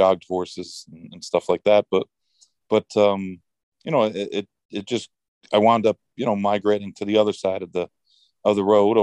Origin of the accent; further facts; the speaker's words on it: Saratoga Springs, New York, United States; also born or lived in Arizona; growing up in Saratoga